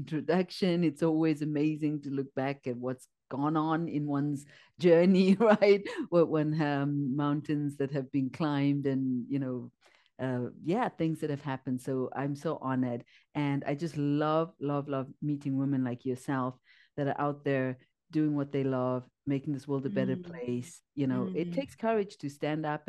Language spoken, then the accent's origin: English; Zimbabwe; moved away as an adult; also born or lived in India; So I'm born in Zimbabwe. I grew up in Zimbabwe.